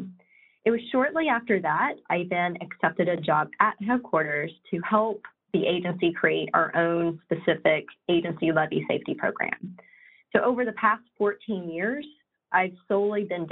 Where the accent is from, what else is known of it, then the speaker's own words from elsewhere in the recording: West Virginia, United States; I'm originally from West Virginia.